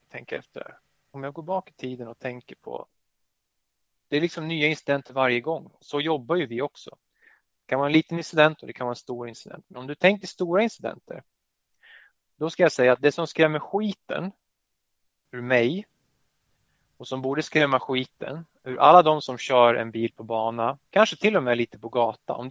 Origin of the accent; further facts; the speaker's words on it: Skåne, Sweden; accent: Skåne; nu kommer jag göra bort mig med min skånska dialekt här